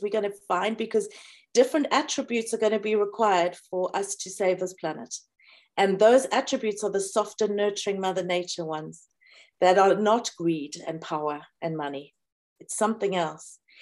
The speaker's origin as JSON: {"language": "English", "country": "South Africa", "tie": "born or raised there", "said": "when people attacked me for being South African"}